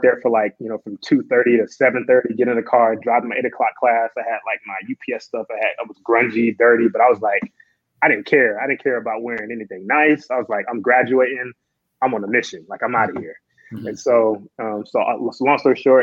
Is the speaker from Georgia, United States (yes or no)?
yes; Georgia, United States; moved away as an adult; also born or lived in Houston / Phoenix; now in Dallas-Fort Worth, United States; I move back to Georgia, and I'm working in HR